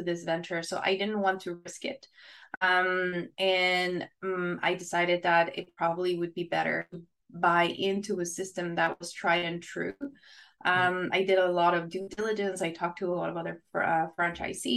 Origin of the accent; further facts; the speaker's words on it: Chihuahua, Mexico; English is a second language; moved away as an adult; also born or lived in Ottawa, Canada; now in Canada; So I was born there and I stayed there till I was 18.